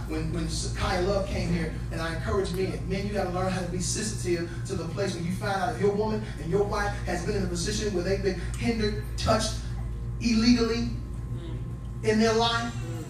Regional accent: Chicago, Illinois, United States; I grew up on the South Side of Chicago.

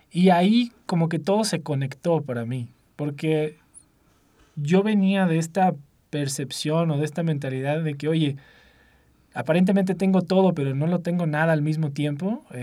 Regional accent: São Paulo, Brazil; Spanish is a second language; moved away; also born or lived in United States; soy originalmente de Brasil, eh, de Sao Paulo. Eh, pero casi nunca viví ahí, eh, una vida muy eh, en diversos países.

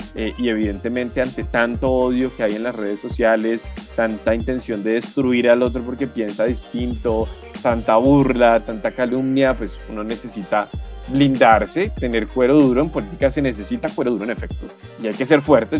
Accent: Bogotá, Colombia; soy orgullosamente bogotano, con familia de otros lugares del país como el Quindío, el Tolima, el Huila

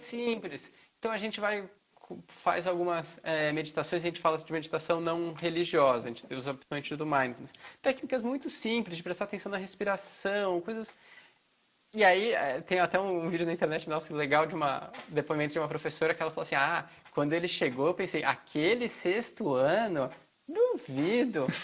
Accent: São Paulo, Brazil; moved away as an adult; also born or lived in Rio Claro / Mato Grosso; now in Goiânia, Brazil; eu sou de São Paulo, morei já no interior, fiz faculdade em Rio Claro, no interior

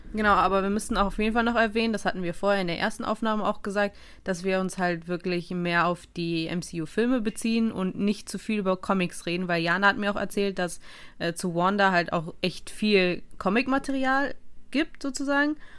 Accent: Russia; ich als Russin

